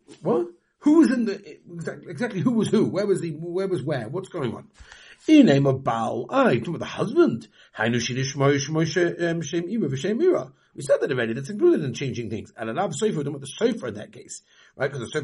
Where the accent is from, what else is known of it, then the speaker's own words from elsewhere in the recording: England, United Kingdom; moved away; I'm from England